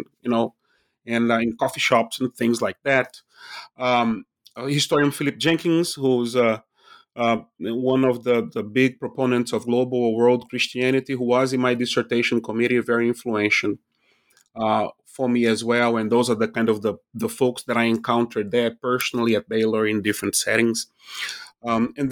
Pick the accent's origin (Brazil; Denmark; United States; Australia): Brazil; Recife, Pernambuco; moved away; I'm originally from Recife, Brazil. I was born when the dictatorship was still in place there.